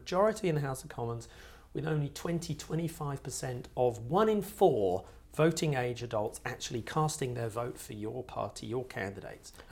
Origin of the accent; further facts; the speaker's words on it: Sussex, South East England, United Kingdom; I grew up in Sussex